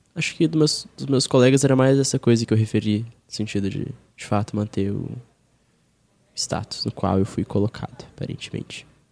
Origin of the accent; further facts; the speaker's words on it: Belo Horizonte, Minas Gerais, Brazil; moved away as an adult; now in São Paulo, Brazil; eu sou de Minas, né? Eu não falei isso. Eu sou de BH